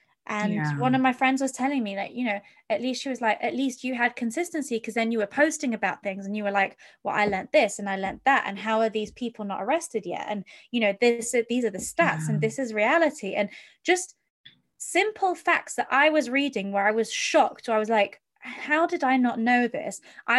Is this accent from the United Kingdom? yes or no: yes; United Kingdom; Because growing up in Europe and in the UK, etc., I mean, my eyes were opened in regards to Abraham Lincoln.